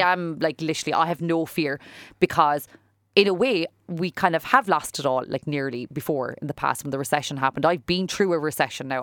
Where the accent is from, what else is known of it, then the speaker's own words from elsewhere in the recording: Fermoy, Munster, Ireland; moved away as an adult; also born or lived in Cork; I was a girl from Fermoy. right? I was from, like, a s, like, the town of Fermoy, and I was here in the big city